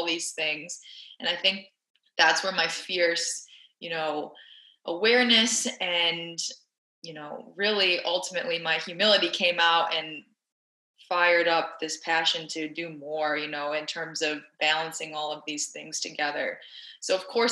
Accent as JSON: {"language": "English", "town": "Saline", "region": "Michigan", "country": "United States", "tie": "born or raised there", "also_born_or_lived": "Philadelphia, Pennsylvania", "moved": "as an adult", "said": "I grew up in Saline, Michigan, which is like the white soccer mom town of America"}